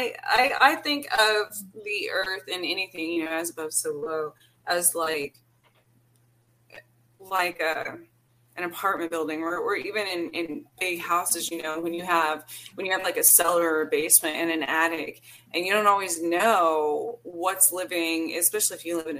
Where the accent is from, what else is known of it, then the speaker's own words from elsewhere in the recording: New Mexico, United States; because I came from New Mexico. I've been back there in different experiences.